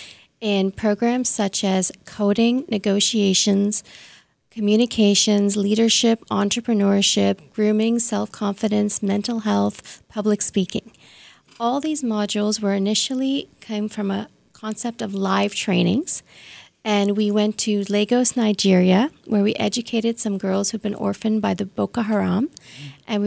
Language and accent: English; Toronto, Ontario, Canada; I grew up in Toronto, so mm-hmm. I went to Bishop's Toronto